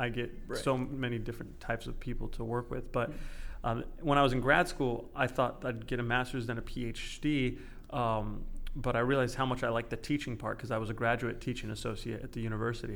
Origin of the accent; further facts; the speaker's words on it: California, United States; moved away; I grew up in California